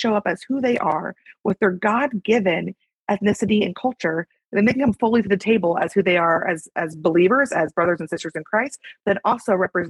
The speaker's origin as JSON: {"language": "English", "region": "the South", "country": "United States", "also_born_or_lived": "North Carolina", "lives_now": "Texas, United States", "said": "my husband and I, we're both from the South and we're both white."}